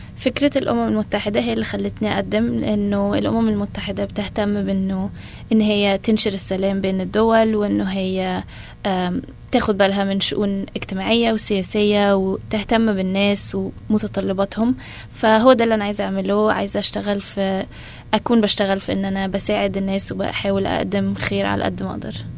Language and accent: Arabic; Alexandria, Alexandria Governorate, Egypt; moved away as an adult; also born or lived in Arizona, United States; now in United States; أنا اتولدت في اسكندرية في مصر وعشت كل حياتي في اسكندرية